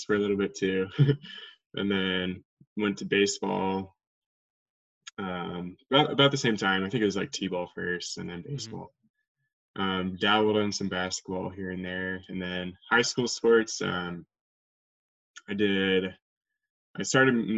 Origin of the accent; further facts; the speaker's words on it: Wenatchee, Washington, United States; also born or lived in Seattle, Washington; now in Spokane, United States; I grew up in Wenatchee, I guess that's the point of this podcast, but I grew up in Wenatchee. I was born in Seattle area and then moved over here when I was 3.